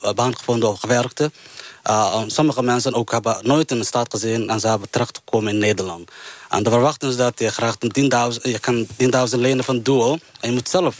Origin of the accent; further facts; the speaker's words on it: Somalia; Dutch is a second language; now in Netherlands; Ik kom uit Somalië